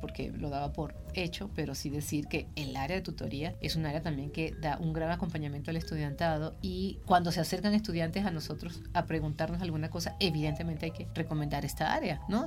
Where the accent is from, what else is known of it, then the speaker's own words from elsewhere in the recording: Venezuela; soy venezolana